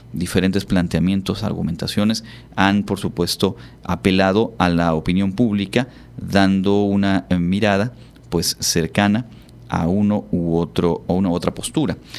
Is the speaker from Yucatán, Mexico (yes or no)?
yes; Yucatán, Mexico; Sabemos que aquí en nuestra, en nuestra región, por supuesto, somos orgullosos del Hanal